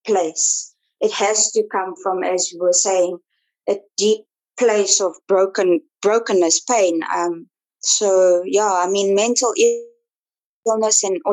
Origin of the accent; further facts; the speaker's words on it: Johannesburg, Gauteng, South Africa; also born or lived in Pretoria; I'm originally from Johannesburg, was born in Pretoria